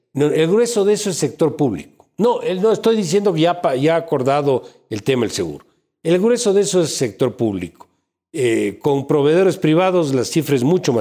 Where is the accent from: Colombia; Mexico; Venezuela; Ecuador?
Ecuador; como ecuatoriano